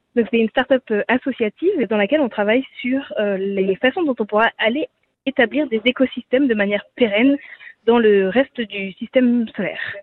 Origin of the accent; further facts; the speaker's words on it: France; also born or lived in California, United States / Cantal, France; quand on est français